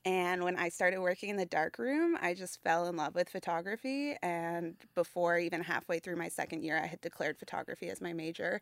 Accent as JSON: {"language": "English", "town": "Halifax", "region": "Nova Scotia", "country": "Canada", "tie": "born or raised there", "said": "I grew up in Halifax"}